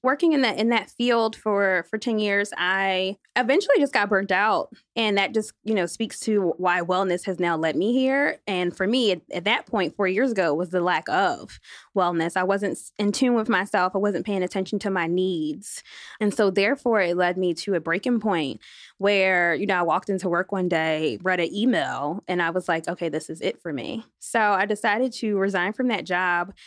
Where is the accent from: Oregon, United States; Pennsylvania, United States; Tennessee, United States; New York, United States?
Pennsylvania, United States; Philadelphia; I am from Philadelphia, G Town